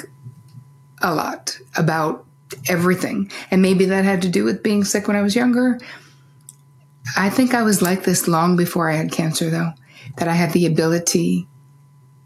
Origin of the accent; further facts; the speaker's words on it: New Jersey, United States; growing up in New Jersey